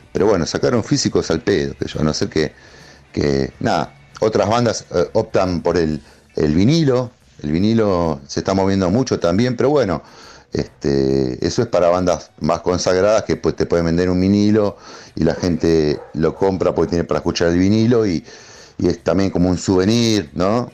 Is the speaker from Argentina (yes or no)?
yes; Temperley, Buenos Aires Province, Argentina; nosotros somos de Temple, de zona